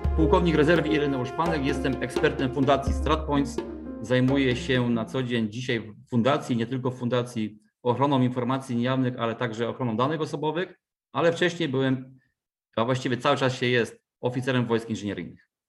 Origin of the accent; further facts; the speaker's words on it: Wrocław, Lower Silesian Voivodeship, Poland; pochodzę z Wrocławia